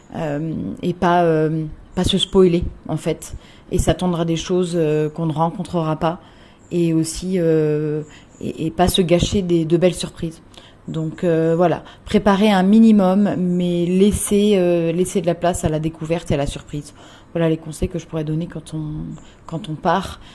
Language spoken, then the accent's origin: French; France; moved away as an adult; also born or lived in Australia / Philippines; now in Bangkok, Thailand; je suis rentrée en France pendant plus ou moins